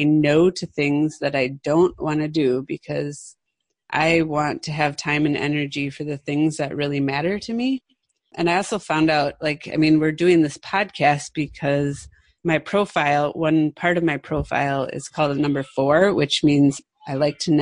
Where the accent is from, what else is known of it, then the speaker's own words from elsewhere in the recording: Midwest, United States; now in West Coast, United States; I grew up in the Midwest, which is in the middle of the United States